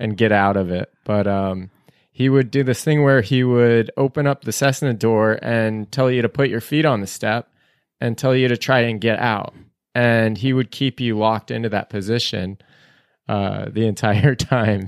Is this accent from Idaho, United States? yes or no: yes; Boise, Idaho, United States; I grew up in the Boise area.